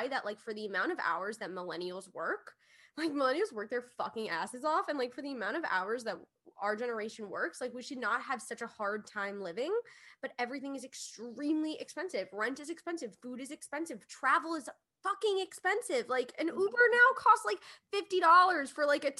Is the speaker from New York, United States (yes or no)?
yes; New York, United States; we grew up in New York, and I love New York to death. I love this city.